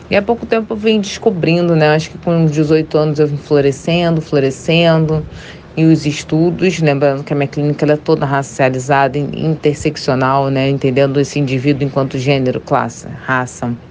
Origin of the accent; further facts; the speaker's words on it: Rio de Janeiro, Brazil; tenho 36 anos, sou do Rio de Janeiro.